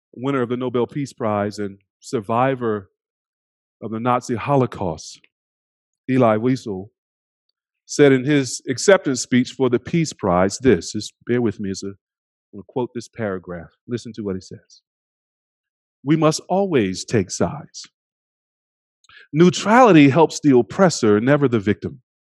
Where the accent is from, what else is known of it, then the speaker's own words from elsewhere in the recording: United States; We are simultaneously American and other